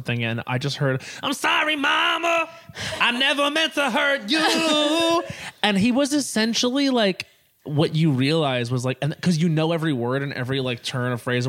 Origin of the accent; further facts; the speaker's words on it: Long Island, New York, United States; when I was growing up on Long Island